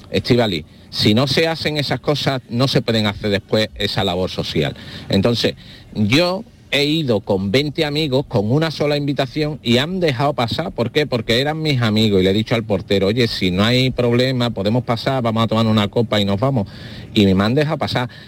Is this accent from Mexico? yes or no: no; Seville, Andalusia, Spain; de Almería, pero soy sevillano y, bueno, tengo mucha relación con Sevilla